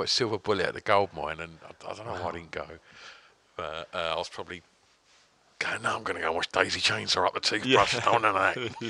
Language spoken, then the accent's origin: English; Grays, East of England, United Kingdom; it's really weird living where, like, I'm from Grays